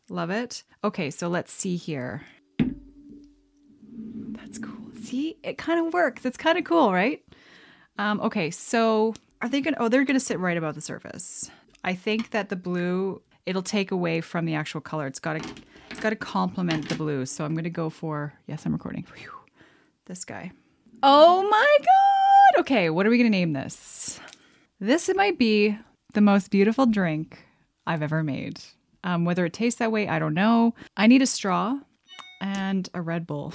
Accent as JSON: {"language": "English", "country": "Canada", "said": "I'm from Canada"}